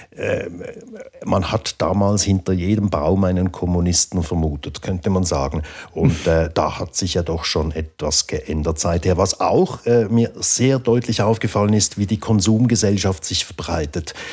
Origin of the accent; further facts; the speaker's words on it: Baden, Aargau, Switzerland; in der Gegend, wo ich aufgewachsen bin, in Baden im Aargau